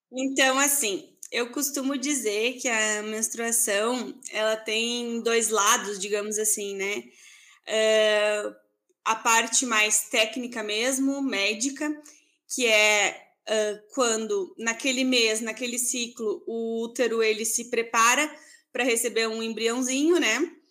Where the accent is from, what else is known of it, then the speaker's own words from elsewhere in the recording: Santa Maria, Rio Grande do Sul, Brazil; moved away as an adult; now in Erechim, Brazil; Eu sou de Santa Maria, eu me formei, enfim, fiz toda a minha formação ali na UFSM, em Santa Maria. E hoje em dia eu moro aqui em Erechim